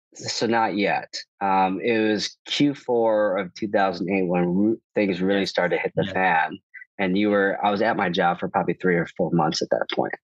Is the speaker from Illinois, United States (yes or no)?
yes; Chicago, Illinois, United States; moved away; also born or lived in New York; I'm from Chicago